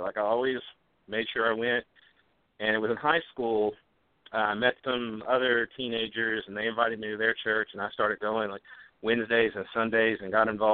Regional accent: Memphis, Tennessee, United States; I grew up in Memphis, Tennessee, and by that Memphis, Tennessee, I mean inner city Memphis

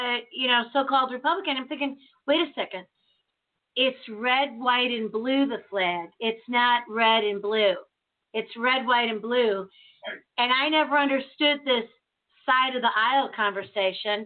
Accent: Chicago, Illinois, United States; I grew up in Chicago

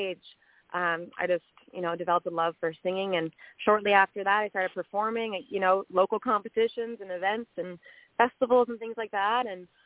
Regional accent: Prince Edward Island, Canada; I'm from Prince Edward Island

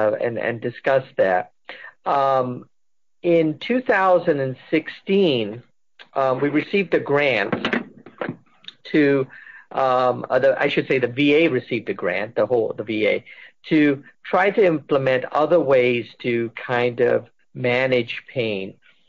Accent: England, United Kingdom; also born or lived in United States; I had of this Indian heritage, even though, I grew up partly in England and partly here

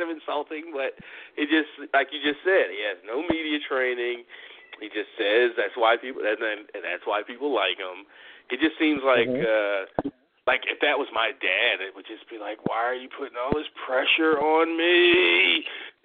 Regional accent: United States; as an American

